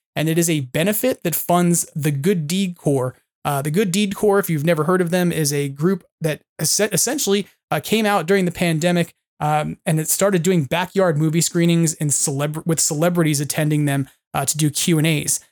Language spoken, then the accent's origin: English; Long Island, New York, United States; moved away as an adult; also born or lived in Poughkeepsie, New York; I grew up on Long Island